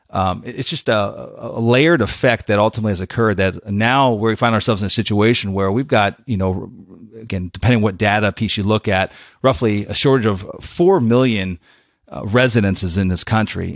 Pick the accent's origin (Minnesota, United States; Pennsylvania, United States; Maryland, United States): Pennsylvania, United States; now in Florida, United States; i went back to pennsylvania went back to the, my, my hometown